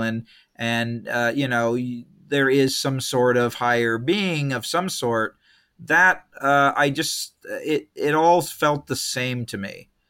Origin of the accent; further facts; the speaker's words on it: Escondido, California, United States; also born or lived in San Diego / Long Beach / San Jose; now in Los Angeles, United States; born in San Diego, grew up in a town called Escondido